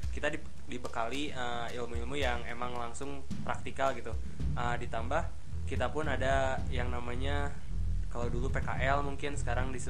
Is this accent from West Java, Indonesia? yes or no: yes; Sukabumi, West Java, Indonesia; melihat di kota saya di saya dari Sukabumi